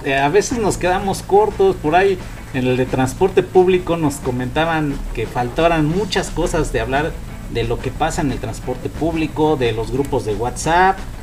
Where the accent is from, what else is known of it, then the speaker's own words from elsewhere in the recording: Chimalhuacán, State of Mexico, Mexico; somos nativos de Chimalhuacán